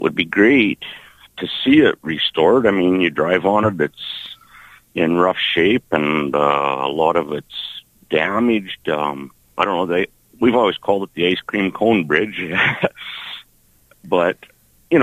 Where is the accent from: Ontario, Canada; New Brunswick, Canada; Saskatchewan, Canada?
Saskatchewan, Canada; Moose Jaw; 16th Avenue has been a thing since I was a kid, of course, growing up on South Hill